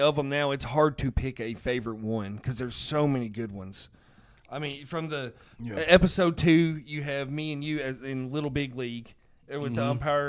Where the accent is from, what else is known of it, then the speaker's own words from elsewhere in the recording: Boston, Massachusetts, United States; accent: Boston; my Boston accent.